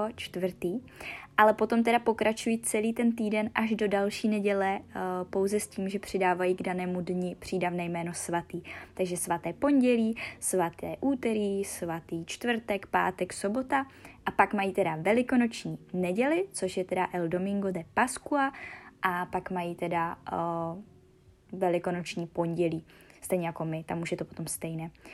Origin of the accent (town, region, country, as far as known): Czechia